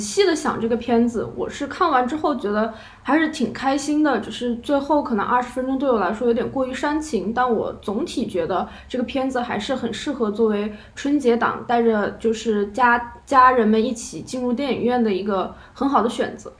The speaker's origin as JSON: {"language": "Chinese", "region": "Hubei", "country": "China", "said": "我是某小厂的影视从业者，我也是一个湖北人"}